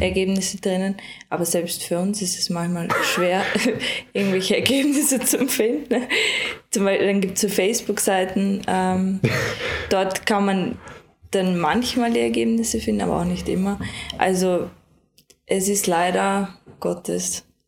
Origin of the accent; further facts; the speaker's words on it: Lower Austria, Austria; now in Vorarlberg, Austria; bei meinen Eltern, also in Niederösterreich, das ist auch mein, meine Heimat